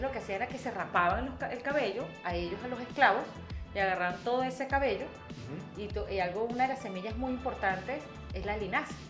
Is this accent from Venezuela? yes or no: yes; Venezuela; como buena mujer venezolana